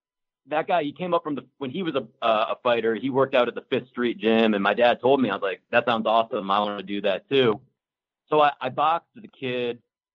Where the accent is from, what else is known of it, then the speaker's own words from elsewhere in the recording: Canton, Ohio, United States; moved away as an adult; now in Washington, D.C., United States; in Washington, D.C. now. I've lived out here for most of my 20s, but I'm originally from Northeast Ohio, like a little bit south of – well, I'm from Canton, Ohio, where the Pro Football Hall of Fame is.